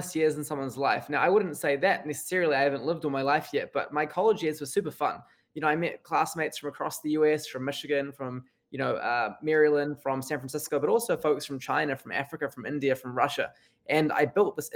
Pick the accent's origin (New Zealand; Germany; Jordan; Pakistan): New Zealand; moved away as an adult; now in New York City, United States; I grew up in New Zealand, you know, a small country in the corner of the globe